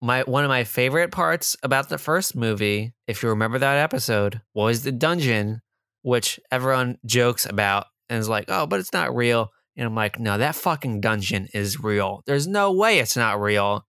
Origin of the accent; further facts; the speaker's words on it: New Jersey, United States; I'm from Jersey, not New York.